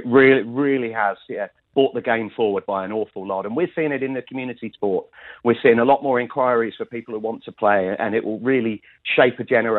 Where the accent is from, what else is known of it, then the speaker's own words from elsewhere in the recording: England, United Kingdom; now in Sydney, Australia; I'm an Englishman by birth.